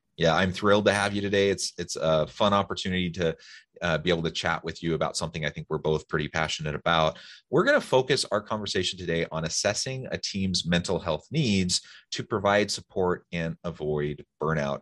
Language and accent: English; Salem, Oregon, United States; now in Utah, United States; I grew up in Sailor Morgan